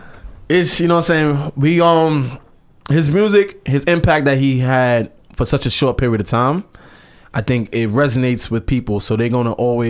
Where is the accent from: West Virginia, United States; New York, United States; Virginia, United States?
New York, United States; New York City; Brooklyn, Canarsie, Flossie, I'm from Brownsville.